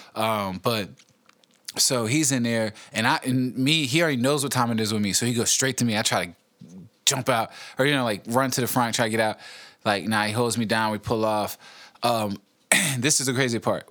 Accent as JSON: {"language": "English", "area": "East End, Henrico", "region": "Virginia", "country": "United States", "tie": "born or raised there", "also_born_or_lived": "West End, Henrico", "said": "I grew up in the East End, Henrico, which is, like, uh, you know, kinda ghetto."}